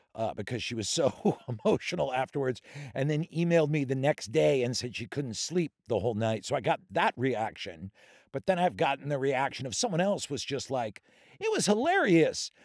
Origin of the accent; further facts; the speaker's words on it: Philadelphia, Pennsylvania, United States; also born or lived in Denver, Colorado / Worcester, Massachusetts; So then I, I lived in Worcester till around fourth, fifth grade, and then I grew up outside Philadelphia